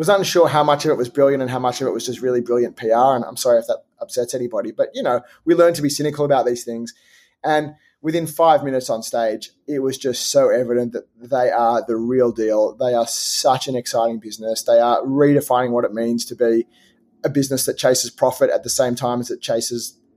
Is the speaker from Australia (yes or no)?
yes; Australia; being Australian